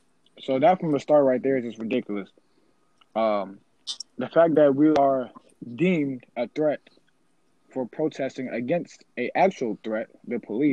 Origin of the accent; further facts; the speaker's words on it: Charlottesville, Virginia, United States; A couple years ago, in my hometown, the KKK came to Charlottesville.